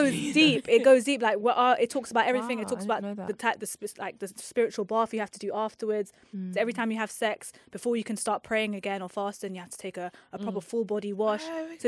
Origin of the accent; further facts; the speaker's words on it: London, United Kingdom; I'm from London.